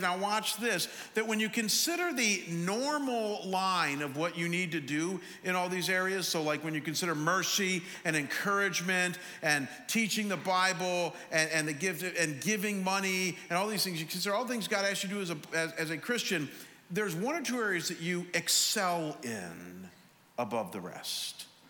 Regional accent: Cleveland, Ohio, United States; I'm from Cleveland, but I went to Chicago

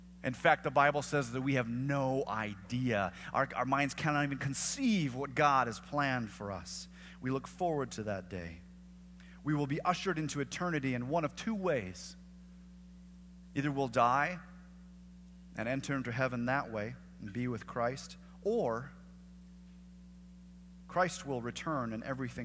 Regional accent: the Northwest, Pacific Northwest, United States; moved away; I'm from the Northwest

